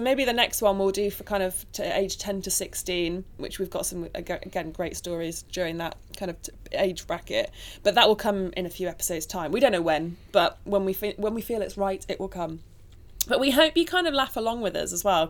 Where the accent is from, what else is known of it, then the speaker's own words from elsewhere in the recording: Nottingham, East Midlands, United Kingdom; I was born in Nottingham to two wonderful parents.